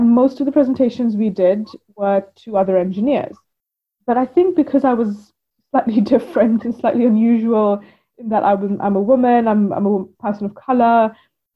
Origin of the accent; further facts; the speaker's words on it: India; now in United Kingdom; Growing up in India, it was much more part of our everyday culture.